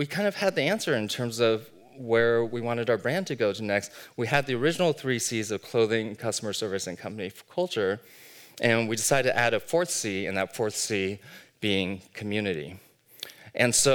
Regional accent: Bay Area, California, United States; now in Las Vegas, United States; I grew up in the Bay Area

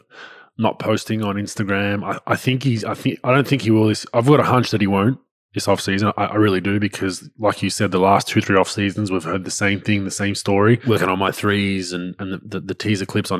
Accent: Australia

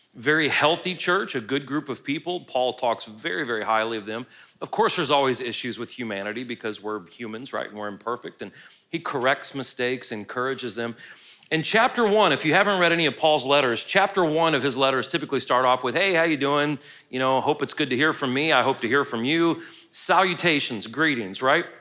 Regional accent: United States

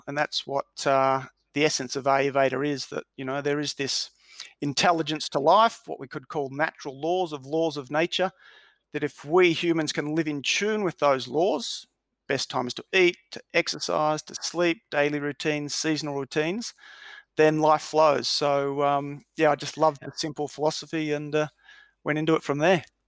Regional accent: Melbourne, Victoria, Australia; I was born in Melbourne, grew up in Melbourne

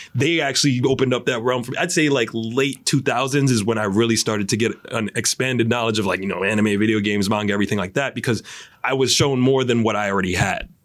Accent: New York, United States; i'm from new york

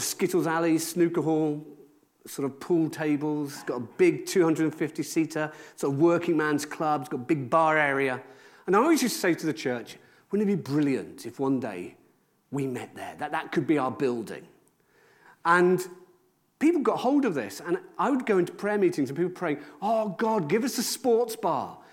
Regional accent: Wales, United Kingdom; I'm from Rudvelin in Wales

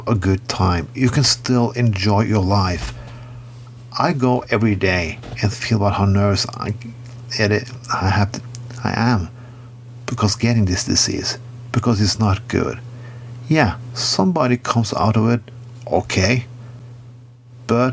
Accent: Bergen, Vestland, Norway; my hometown of Bergen

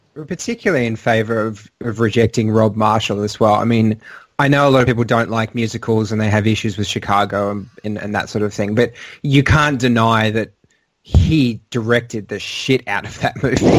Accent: Australia; I don't just say that as an Australian

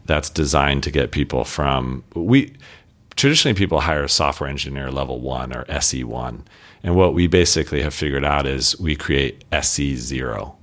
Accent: Colorado Springs, Colorado, United States; now in Portland, United States; born and raised in Colorado, uh, Colorado Springs, Colorado

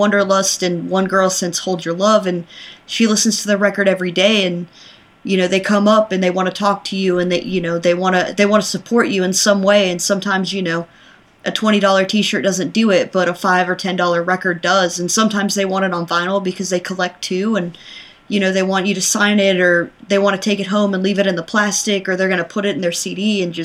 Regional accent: Charlotte, North Carolina, United States; I grew up in Charlotte, North Carolina, at least like kind of, I call them my more formative years. So like late elementary school, middle school.

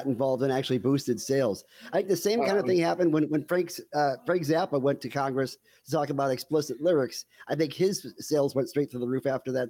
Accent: Canada; now in Florida, United States; this is actually a maple leaf and I'm Canadian.

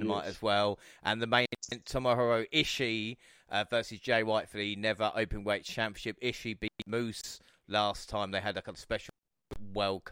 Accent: United Kingdom; as a Brit

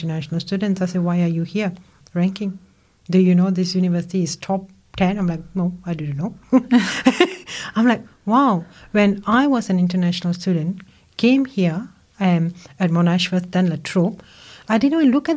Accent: Malaysia; moved away as an adult; also born or lived in United States; now in Australia; I come from Malaysia

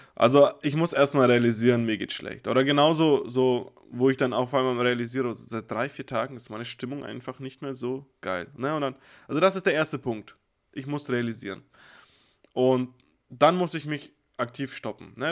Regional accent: Nuremberg area, Bavaria, Germany; moved away as an adult; bin ich ja weggezogen aus der Region, wo ich aufgewachsen bin. Das heißt, ein großer Teil meiner Freunde, mit denen ich glücklicherweise immer noch sehr gut befreundet bin, ist noch in, also im Raum Nürnberg

